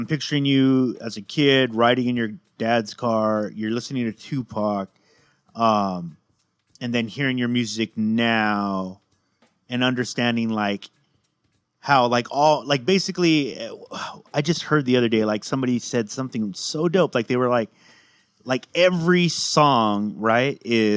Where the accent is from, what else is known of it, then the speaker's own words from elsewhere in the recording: West Coast, United States; growing up on the West Coast